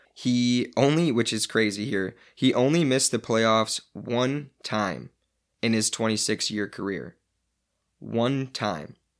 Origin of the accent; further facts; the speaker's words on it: Illinois, United States; growing up in Illinois, going to school in Illinois